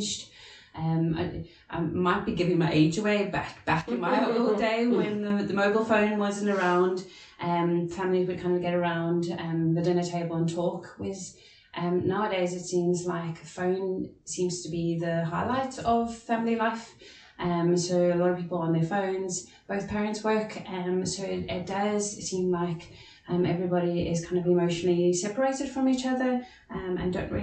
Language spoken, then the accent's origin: English; South Africa; now in Northern Ireland, United Kingdom; As you can hear from my voice, I'm also not from Northern Ireland, I'm from South Africa originally